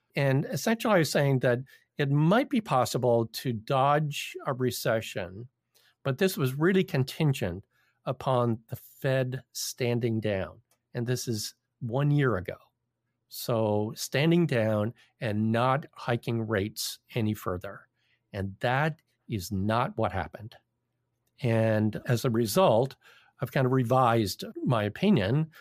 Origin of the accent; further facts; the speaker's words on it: Toronto, Ontario, Canada; I'm from Toronto.